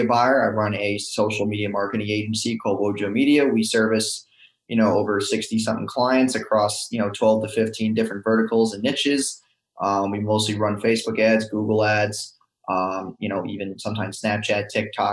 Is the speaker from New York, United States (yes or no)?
yes; New York, United States; moved away as an adult; also born or lived in Orlando, Florida; now in Tampa, United States; I'm originally from New York